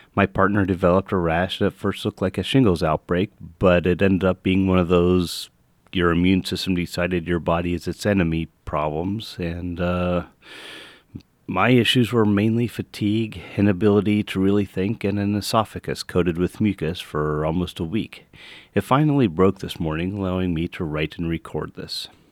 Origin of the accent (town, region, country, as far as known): United States